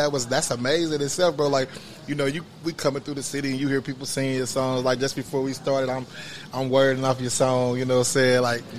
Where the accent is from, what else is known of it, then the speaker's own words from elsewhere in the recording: Wyandotte County, Kansas, United States; Originally born and raised in Wyandotte County.